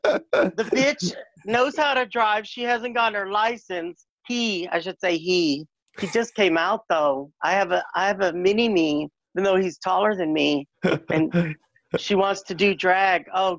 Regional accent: San Antonio, Texas, United States; also born or lived in Laredo, Texas; I was born in Laredo, raised in San Antonio. I'm from Texas, Southwest.

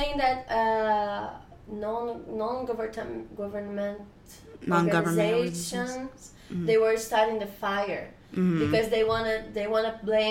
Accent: Rio de Janeiro, Brazil; now in United States

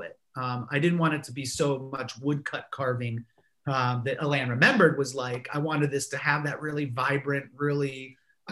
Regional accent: Gainesville, Florida, United States; now in Savannah, United States; my hometown is completely different, even within the time that I grew up there. Like when I was in Gainesville growing up in the 90s and the early 2000s

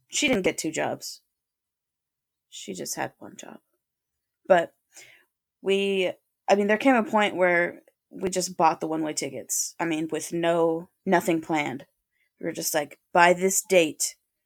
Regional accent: Alaska, United States; moved away as an adult; I'm living at home. I don't want to live in Alaska. I'm miserable here

